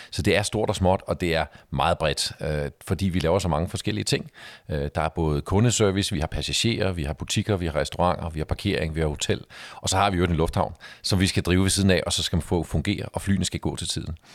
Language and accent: Danish; Denmark; vi som danskere